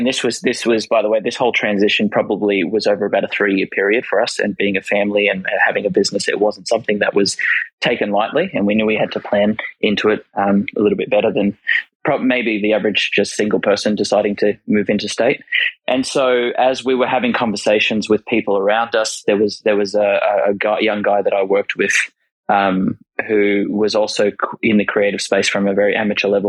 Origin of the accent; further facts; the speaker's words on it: Sydney, New South Wales, Australia; moved away as an adult; now in Queensland, Australia; both Sarah and I grew up in Sydney, love Sydney